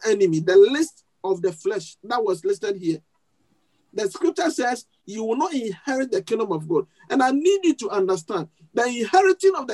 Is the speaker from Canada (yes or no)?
no; Ghana; moved away; my home country, Ghana